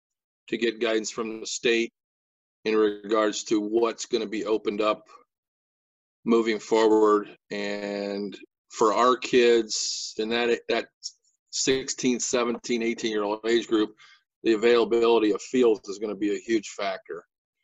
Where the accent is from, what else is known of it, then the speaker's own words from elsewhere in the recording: Jeromesville, Ohio, United States; I grew up in a little town called Jeromesville.